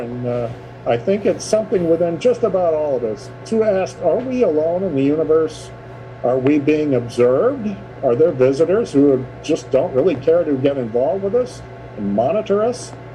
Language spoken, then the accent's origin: English; Cape Girardeau, Missouri, United States; Cape Girardeau, Missouri, my hometown.